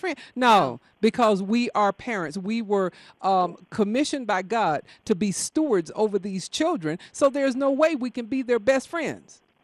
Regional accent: the South, United States; I was raised in the South

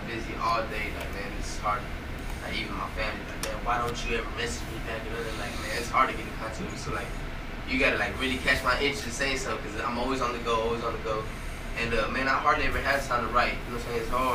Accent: Houston, Texas, United States; I'm from Houston, from Southeast Houston

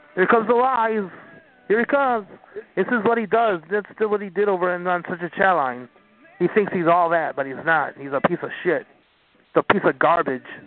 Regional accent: Tampa, Florida, United States; Beautiful Tampa, Florida

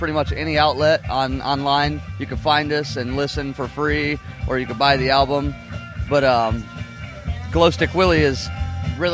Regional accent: Indiana, United States; I'm from Indiana.

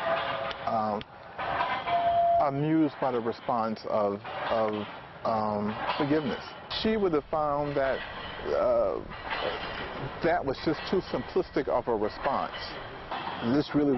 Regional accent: Charleston, South Carolina, United States; now in North Carolina, United States; It's my home church and in my hometown.

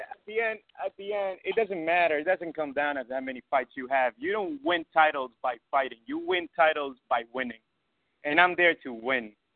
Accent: Ecuador; now in New York, United States; I had some altercations back in my country. I'm from Ecuador.

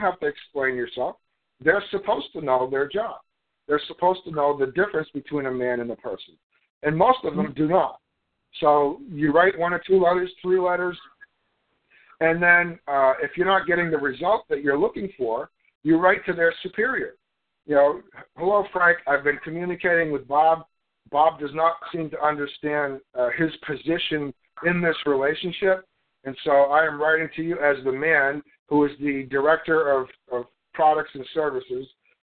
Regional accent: Canada; also born or lived in United States; I'm Canadian. I was born in Canada

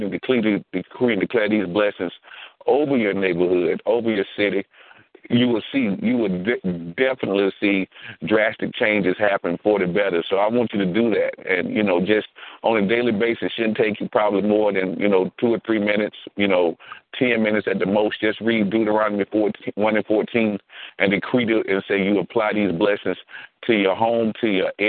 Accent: Louisburg, North Carolina, United States; I'm from Lewisburg

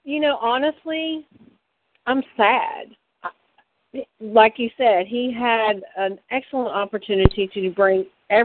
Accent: Memphis, Tennessee, United States; moved away; I grew up in Memphis. I was bused to the black neighborhoods when I was in third and fourth grade. They were on the other side of town.

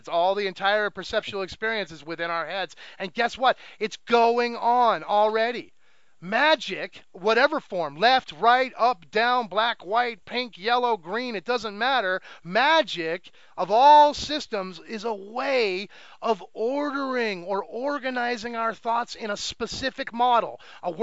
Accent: United States; growing up in America

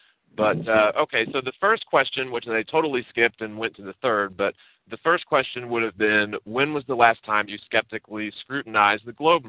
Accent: Virginia, United States; I was born in Virginia, and so I grew up very close to the Potomac River, and we could swim across from Virginia to Maryland.

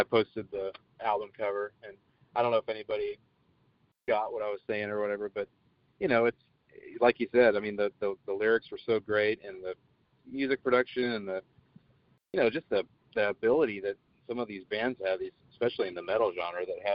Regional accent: Emporia, Kansas, United States; also born or lived in Oregon; now in Vero Beach, United States; I was born and raised in Kansas

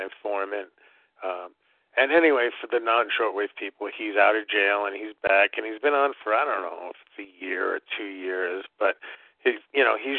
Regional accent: New York City, New York, United States; moved away; living, growing up in Brooklyn, in New York City

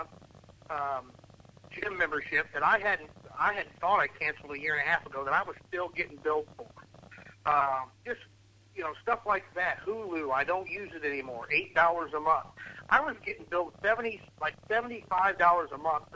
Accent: Midwest, United States; moved away as an adult; now in Florida, United States; I am from the Midwest, but I moved down to Florida in 2009

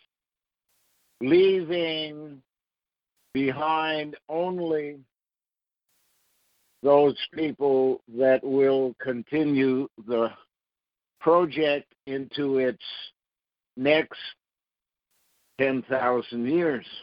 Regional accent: Ottawa, Ontario, Canada; Where I was born in Ottawa was called Sandy Hill

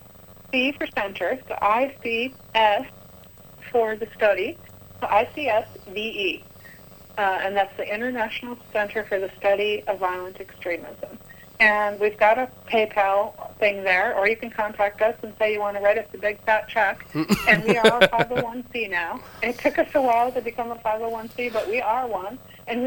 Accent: United States; I'm an American Christian woman

